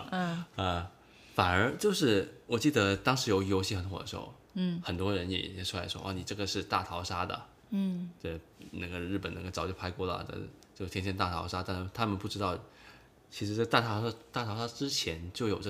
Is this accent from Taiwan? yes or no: no; China; 对，就像我们中国人发发明了那个僵尸片